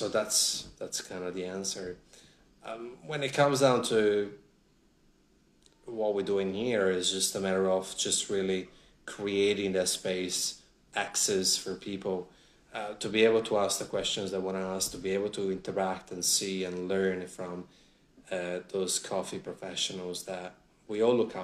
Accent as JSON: {"language": "English", "country": "Italy", "tie": "born or raised there", "also_born_or_lived": "Sydney, Australia / Melbourne, Australia", "second_language": "English", "moved": "as an adult", "lives_now": "Australia", "said": "Home for me is Italy"}